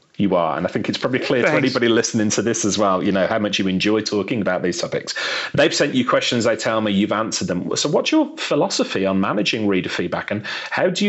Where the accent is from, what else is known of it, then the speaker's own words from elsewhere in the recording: Birmingham, West Midlands, United Kingdom; I was brought up in Birmingham in England.